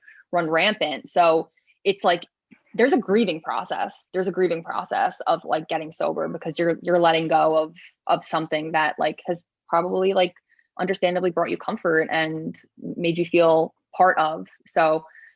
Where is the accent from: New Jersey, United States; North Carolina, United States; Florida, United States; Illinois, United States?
New Jersey, United States; I'm from New Jersey